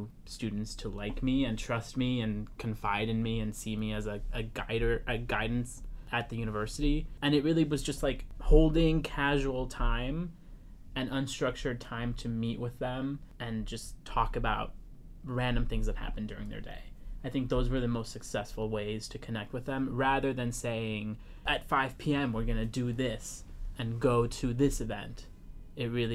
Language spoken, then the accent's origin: English; Florida, United States; moved away; I grew up in Florida